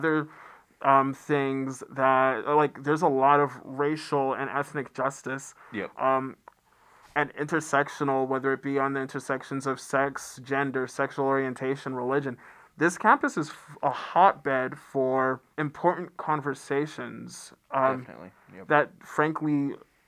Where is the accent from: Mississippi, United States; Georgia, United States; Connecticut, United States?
Georgia, United States; Atlanta; I come from Atlanta